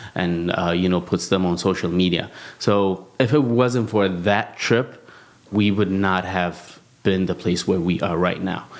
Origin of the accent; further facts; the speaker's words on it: Addis Ababa, Ethiopia; also born or lived in South Africa; I was born and raised in Addis Ababa, Ethiopia, which is the capital of Ethiopia